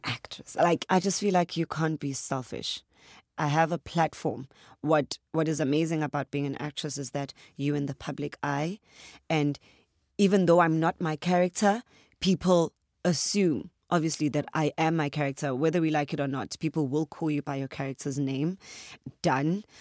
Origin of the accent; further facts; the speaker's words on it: KwaZulu-Natal, South Africa; accent: Zulu; If I had to say it in my accent, like, proper Zulu